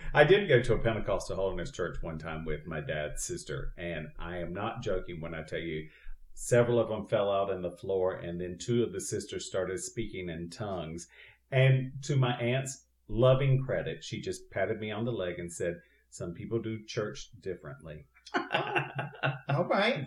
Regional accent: Eastern North Carolina, United States; now in Southern California, United States; I went to a uh, Free Will Baptist Church in my little village that I grew up in in Eastern North Carolina

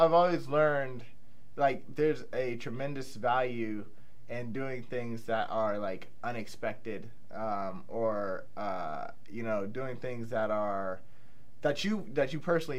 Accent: Pittsburgh, Pennsylvania, United States; also born or lived in Indiana; I grew up, so I'm from Pittsburgh. I'm from the north side, and I grew up in the state of Indiana

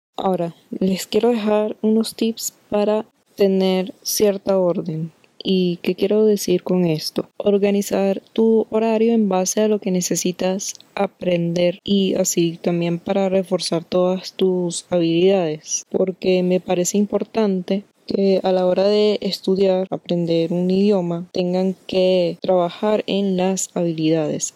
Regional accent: Venezuela; nosotros los venezolanos

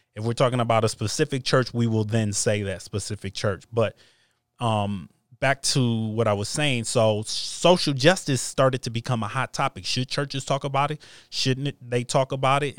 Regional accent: United States; I was born in America, I'm an American

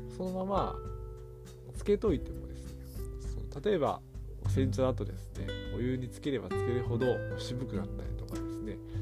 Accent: Hirakata, Osaka, Japan; 僕大阪の枚方市に育ってるんですけど

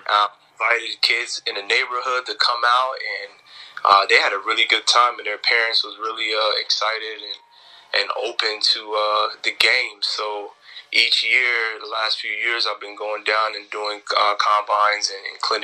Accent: Jamaica; now in Tampa, United States; I'm originally from Jamaica

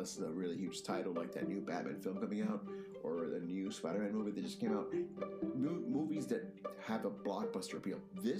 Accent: Massachusetts, United States; I'm from Massachusetts, and Boston is like literally 20 minutes away.

